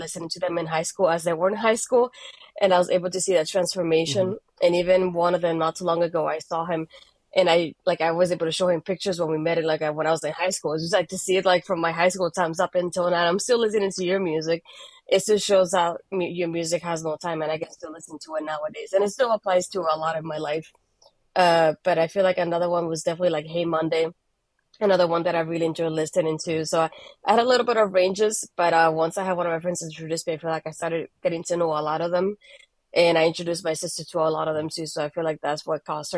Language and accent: English; Bayamón, Puerto Rico; accent: Hispanic; English is a second language; now in United States; I was born in Puerto Rico, in Bayamon specifically, so very close to San Juan for those that haven't visited the island. But yeah, I was there up until 2004, that I moved here in December.